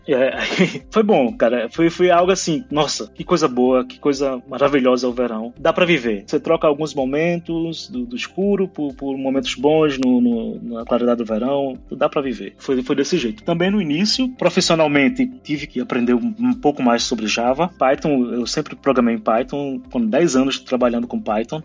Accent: Recife, Pernambuco, Brazil; moved away as an adult; also born or lived in Rio de Janeiro; now in Copenhagen, Denmark; Eu sou de Recife, capital de Pernambuco

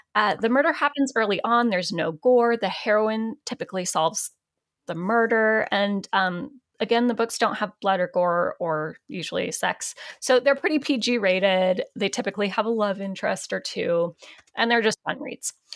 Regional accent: Portland, Oregon, United States; Portland, my hometown

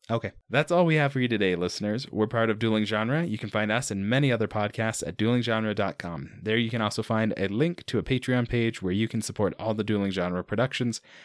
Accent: Mountain West, United States; I grew up in in the Mountain West

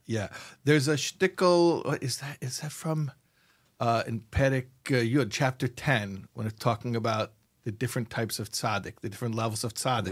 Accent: United States; first language English; I grew up in America, I'm an American boy.

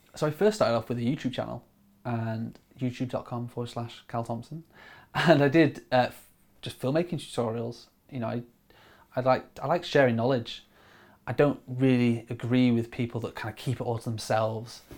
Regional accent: Grimsby, Yorkshire and the Humber, United Kingdom; moved away as an adult; also born or lived in Stoke-on-Trent; now in Manchester, United Kingdom; I grew up in Grimsby on the East Coast

